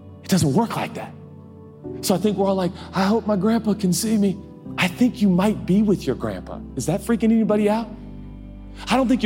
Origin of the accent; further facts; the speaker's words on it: United States; I'm American